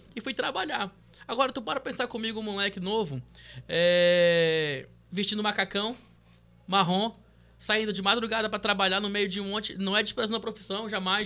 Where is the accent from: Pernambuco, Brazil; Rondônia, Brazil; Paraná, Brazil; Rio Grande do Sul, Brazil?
Rondônia, Brazil; Porto Velho; also born or lived in Santarém, Pará / São Paulo; Vim para Porto Velho em 2001, né? Então, Porto Velho não tinha nada, eu tinha 11 anos de idade.